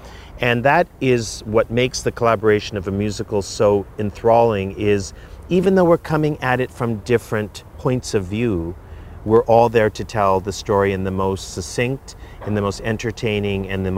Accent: Canada; I'm Canadian born, but I have American citizenship, and my nationality is Canadian born, but I'm Japanese and I'm Chinese.

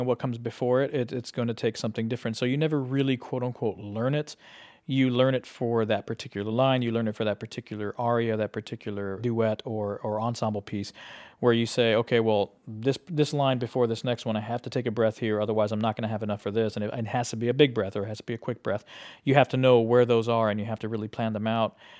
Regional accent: South Texas, United States; moved away as an adult; also born or lived in Laredo, Texas / San Antonio, Texas / Chicago; I was from South Texas. I was born in Laredo, and I lived in San Antonio

